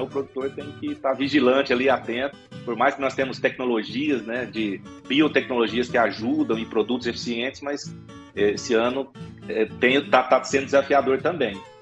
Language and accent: Portuguese; Rio Verde, Goiás, Brazil; moved away as an adult; now in Goiânia, Brazil; eu acabei me, acabei me mudando aí para Goiânia, né, mas eu sou natural aqui de Rio Verde